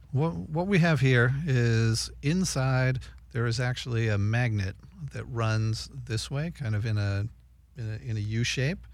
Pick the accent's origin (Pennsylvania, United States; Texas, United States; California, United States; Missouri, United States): California, United States; Redondo Beach; Redondo Beach, California